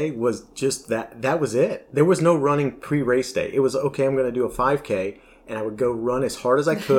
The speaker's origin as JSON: {"language": "English", "region": "North Carolina", "country": "United States", "tie": "born or raised there", "also_born_or_lived": "Virginia", "moved": "yes", "lives_now": "Virginia Beach, United States", "said": "Grew up in North Carolina on a farm."}